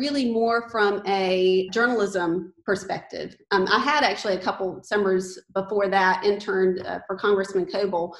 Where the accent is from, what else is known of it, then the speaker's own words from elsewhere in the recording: Archdale, North Carolina, United States; So I grew up in Archdale, North Carolina. It's a small town in Randolph County